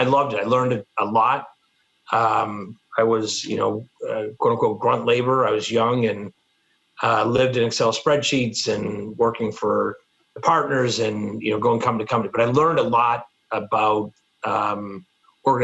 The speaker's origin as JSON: {"language": "English", "town": "Boston", "region": "Massachusetts", "country": "United States", "tie": "born or raised there", "also_born_or_lived": "Milwaukee / Marshall Islands", "moved": "as an adult", "lives_now": "Chicago, United States", "said": "I grew up in the Boston area"}